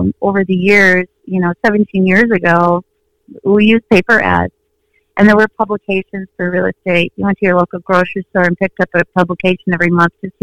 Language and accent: English; Minnesota, United States; I was born and raised in Minnesota